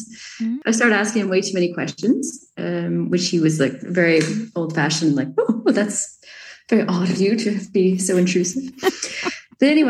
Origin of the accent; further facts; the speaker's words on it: Quebec, Canada; moved away as an adult; also born or lived in Montreal; now in Provence, France; I'm English from French Canada